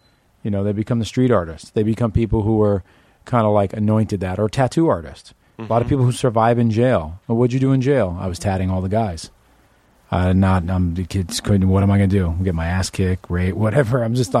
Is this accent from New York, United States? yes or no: yes; Manhattan, New York, United States; Manhattan, money-making.